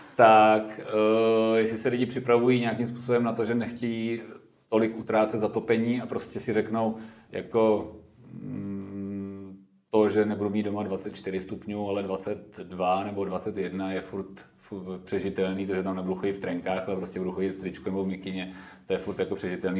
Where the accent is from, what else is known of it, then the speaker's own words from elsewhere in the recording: Klášterec nad Ohří, Ústí nad Labem Region, Czechia; now in Prague, Czech Republic; v klášterci na to hří, odkud já pocházím